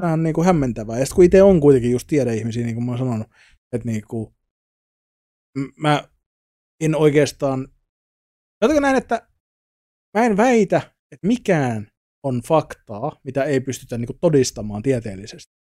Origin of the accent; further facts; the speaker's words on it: Savonia, Finland; moved away; also born or lived in Tampere; mä oon kasvanut siis Savossa pikkukylällä